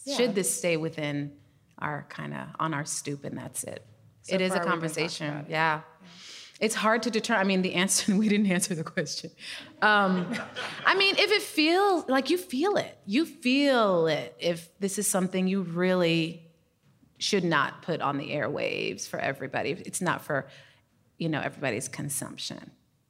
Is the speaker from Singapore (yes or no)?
no; Minnesota, United States; now in Chicago, United States; I learned about stoop conversations when I moved to Chicago from Minnesota, so I'm with you.